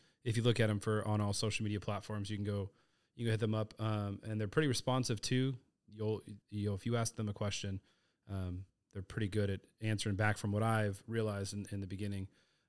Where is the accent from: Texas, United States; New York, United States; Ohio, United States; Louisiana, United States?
Texas, United States; You're like, no, I don't know. I'm from Texas.